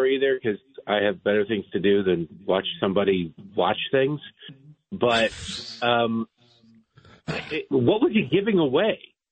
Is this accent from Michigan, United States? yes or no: yes; Detroit, Michigan, United States; I grew up in Detroit, 1984.